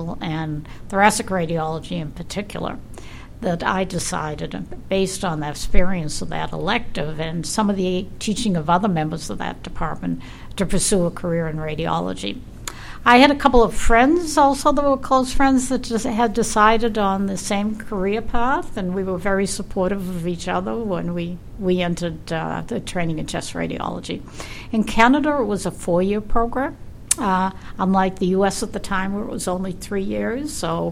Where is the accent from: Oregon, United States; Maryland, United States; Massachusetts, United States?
Massachusetts, United States; Boston; I was born in Boston, grew up in Boston, went to Boston College, which was a local school